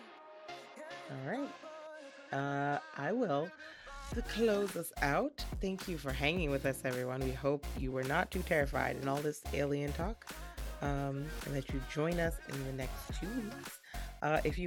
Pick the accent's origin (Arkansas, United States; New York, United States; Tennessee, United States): New York, United States; I grew up with in New York